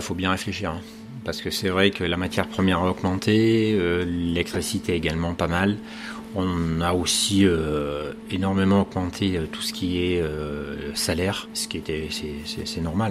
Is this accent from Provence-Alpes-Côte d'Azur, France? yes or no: no; Bordeaux, Nouvelle-Aquitaine, France; also born or lived in Paris / United States / Japan / Argentina; now in Cherbourg, France; Je suis originaire de Bordeaux